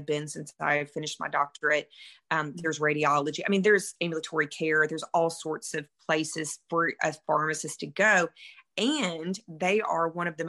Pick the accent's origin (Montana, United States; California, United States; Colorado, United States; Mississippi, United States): Mississippi, United States; moved away; I am from Mississippi originally. Hence the accent